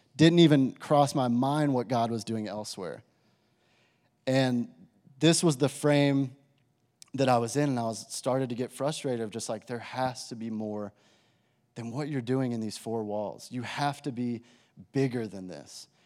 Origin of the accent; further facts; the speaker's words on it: Amarillo, Texas, United States; I grew up in Amarillo, Texas, went to high school there